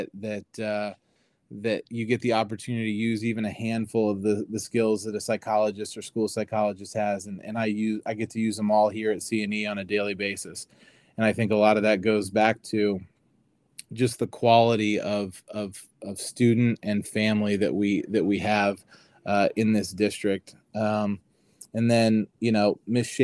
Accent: Indianapolis, Indiana, United States; moved away as an adult; also born or lived in Wisconsin; now in Cincinnati, United States; My parents moved to Florida, and we're originally from Indianapolis

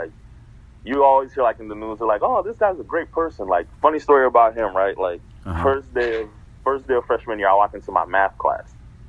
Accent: Portland, Oregon, United States; So, like, growing up in Portland, you don't see a lot of people from, like, different places.

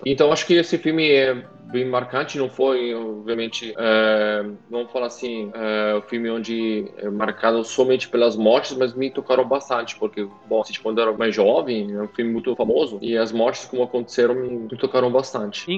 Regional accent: Italy; dois ou três filmes que marcaram na minha infância, fora do Brasil, na Itália

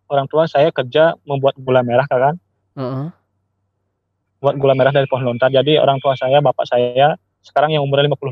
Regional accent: Kubu, Bali, Indonesia; asal saya dari Kubu, Karangasem.

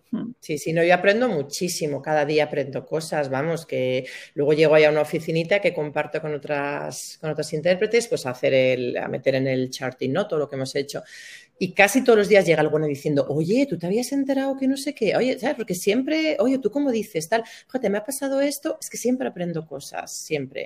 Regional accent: Burgos, Castile and León, Spain; moved away as an adult; also born or lived in Valencia; yo soy de Burgos, me fui a vivir a Valencia

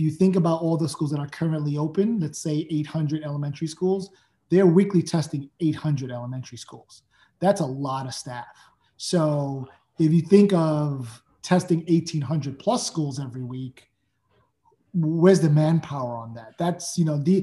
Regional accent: New York City, New York, United States; born and raised in Brooklyn myself

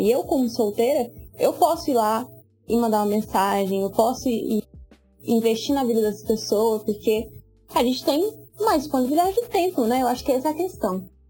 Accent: Goiás, Brazil; eu tenho 25 anos, sou goiana

